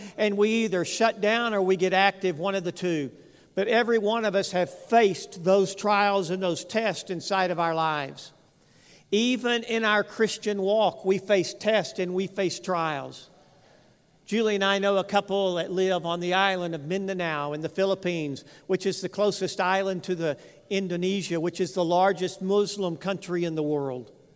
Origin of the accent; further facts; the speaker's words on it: West Texas, United States; I grew up in West Texas